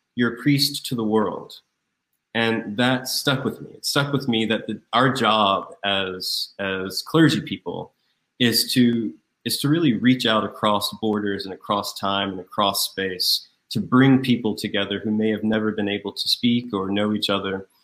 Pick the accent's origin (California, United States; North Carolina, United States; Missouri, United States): North Carolina, United States; Raleigh; moved away as an adult; also born or lived in Atlanta, Georgia / Grahamstown, South Africa; now in New York, United States; I'm from North Carolina, Raleigh, North Carolina, where I was born and reared.